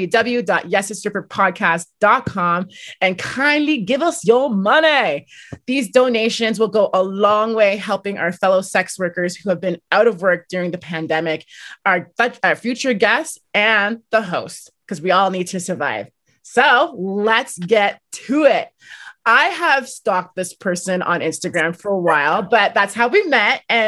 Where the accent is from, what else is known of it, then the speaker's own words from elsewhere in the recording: Canada; I'm from Canada